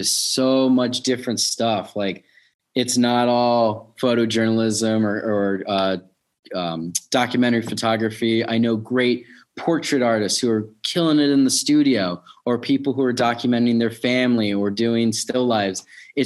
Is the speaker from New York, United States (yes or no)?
yes; New York City, New York, United States; now in Baltimore, United States; I grew up in New York City through the 90s